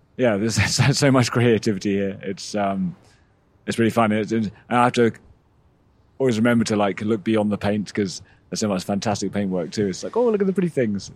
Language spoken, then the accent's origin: English; England, United Kingdom; moved away as an adult; also born or lived in Massachusetts; I, I grew up in England